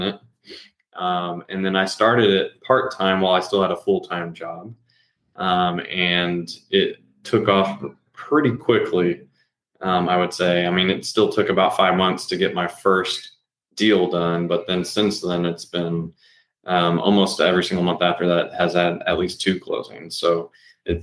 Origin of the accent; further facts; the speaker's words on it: Pflugerville, Texas, United States; now in Hutto, United States; I'm from Pflugerville, Texas, born and raised there